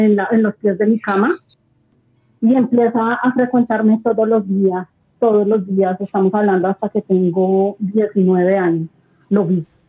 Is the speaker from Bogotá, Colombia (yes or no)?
yes; Bogotá, Colombia; yo soy de Bogotá, de Colombia